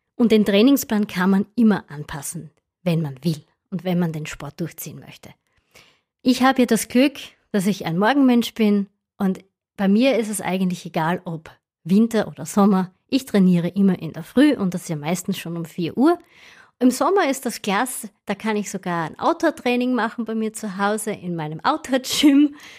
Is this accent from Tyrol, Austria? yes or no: no; Styria, Austria; Bei uns in der Steiermark